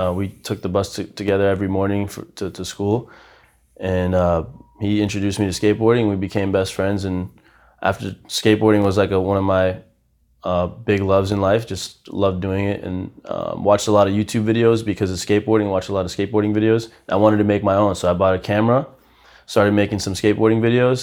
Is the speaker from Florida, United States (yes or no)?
no; Haverhill, Massachusetts, United States; also born or lived in Brazil / Lowell, Massachusetts; when I was seven, we moved to Massachusetts. Um, I actually, my first five years in Massachusetts, I lived in Lowell